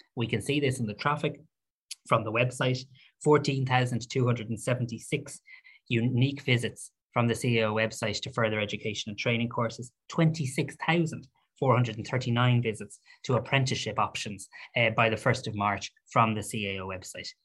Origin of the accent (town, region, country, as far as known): Ireland